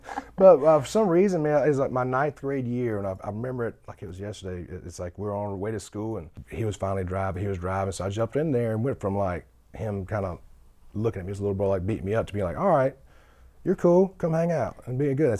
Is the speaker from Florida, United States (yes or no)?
no; Sumter, South Carolina, United States; moved away as an adult; now in Nashville, United States; I wanted to shoot it back home in Sumter 'cause I just, there's authenticity of it. And so we shot it back home in my hometown